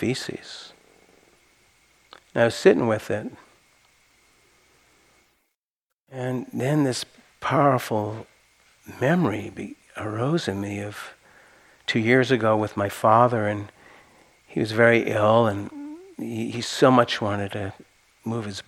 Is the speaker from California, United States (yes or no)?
yes; Santa Cruz, California, United States; I'm from Santa Cruz, we like it weird